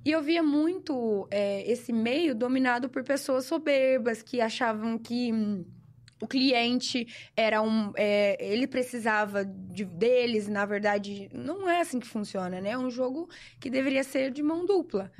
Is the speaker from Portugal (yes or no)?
no; Sertãozinho, São Paulo, Brazil; Eu nasci em Sertãozinho, né, aqui ao lado de Ribeirão